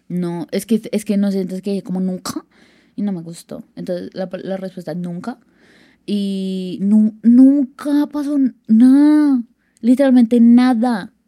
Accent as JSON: {"language": "Spanish", "region": "Bogotá", "country": "Colombia", "said": "yo soy de Bogotá"}